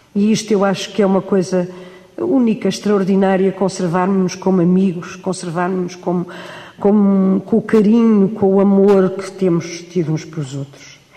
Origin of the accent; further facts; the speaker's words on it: Cascais, Lisbon, Portugal; moved away as an adult; now in Lisbon, Portugal; Aqui não nasci, mas eh, Aqui aprendi tudo, aqui brinquei, aqui me lembro de me lembrar de mim, porque vim para aqui com dois anos.